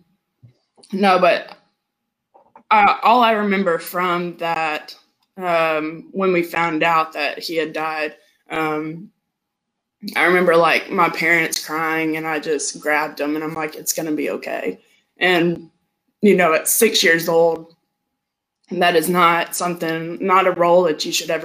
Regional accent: Tennessee, United States; also born or lived in Georgia, United States; I was born in Georgia. And I moved here to Tennessee when I was 8 years old.

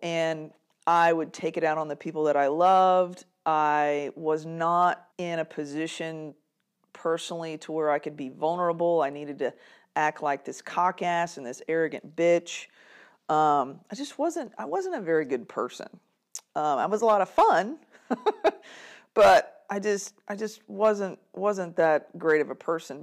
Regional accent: Kilgore, Texas, United States; I was born and raised in East Texas, Kilgore

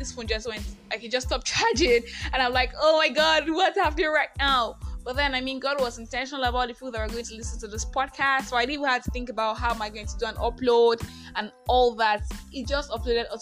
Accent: Nigeria; I am that Nigerian Christian Talkaholic

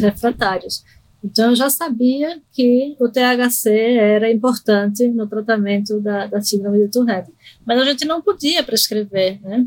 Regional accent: Recife, Pernambuco, Brazil; accent: totalmente misturado; moved away as an adult; also born or lived in Argentina; now in São Paulo, Brazil; eu nasci na Argentina e fui morar em Recife é, quando era pequena e cresci em Recife, fiquei lá até os 28, quando vim para São Paulo fazer o doutorado

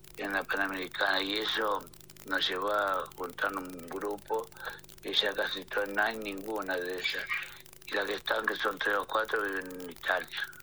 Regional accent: San Justo, Santa Fe, Argentina; moved away as an adult; also born or lived in Buenos Aires; now in Córdoba, Argentina; soy nacida en Santa Fe y viví hasta mis 18 años a cumplir 19

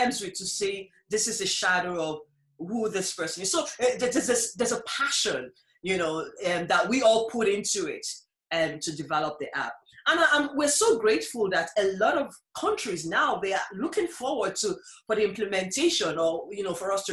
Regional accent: Nigeria; moved away as an adult; now in Ireland; I was originally from Nigeria

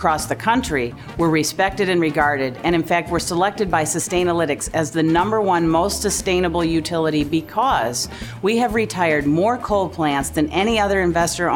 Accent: Jackson, Michigan, United States; I grew up in Jackson

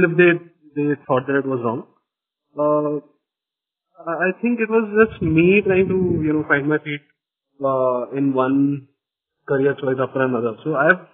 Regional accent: Nagpur, Maharashtra, India; I'm from a very small town. I'm from Nagpur, where, you know, there isn't much information about alternative careers

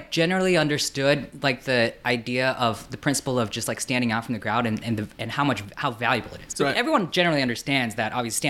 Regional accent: Colorado, United States; also born or lived in South Korea; I was born in Korea, like you mentioned. My parents moved to America when I was six. Grew up in Colorado.

